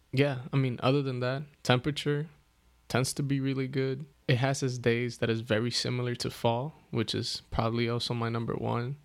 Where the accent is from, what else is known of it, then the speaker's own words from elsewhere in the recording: East Coast, United States; growing up in the East Coast